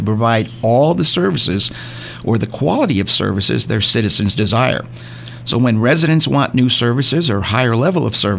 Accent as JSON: {"language": "English", "town": "Whittier", "region": "California", "country": "United States", "tie": "born or raised there", "lives_now": "Morongo Valley, United States", "said": "I was born and raised in Whittier, California."}